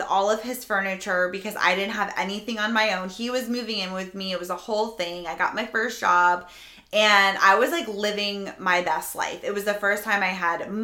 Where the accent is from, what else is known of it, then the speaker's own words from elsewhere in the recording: Palm Coast, Florida, United States; also born or lived in Jacksonville, Florida; I'm actually from Palm Coast, but Flagler is the beach there